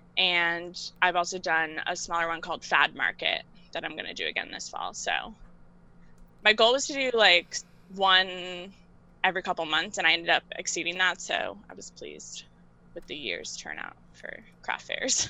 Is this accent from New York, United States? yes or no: yes; New York City, New York, United States; I live and work in New York, and I'm from Queens, but I work in Manhattan